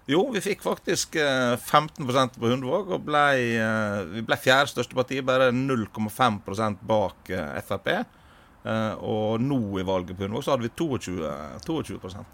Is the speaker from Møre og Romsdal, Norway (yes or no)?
yes; Sunnmøre, Møre og Romsdal, Norway; moved away as an adult; now in Stavanger, Norway; jeg er opprinnelig fra Sunnmøre